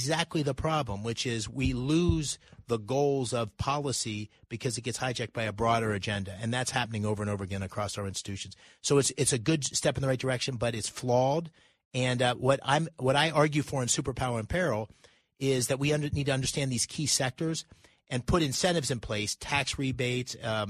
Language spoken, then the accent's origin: English; Pennsylvania, United States; I grew up in Pennsylvania. I'm 57. I've spent 35 plus years in Pennsylvania. I ran a company there. I grew up there, played sports there.